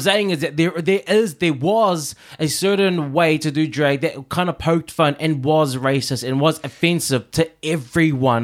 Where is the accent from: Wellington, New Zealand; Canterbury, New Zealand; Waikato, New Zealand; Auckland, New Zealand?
Auckland, New Zealand; moved away as an adult; now in London, United Kingdom; I'm from New Zealand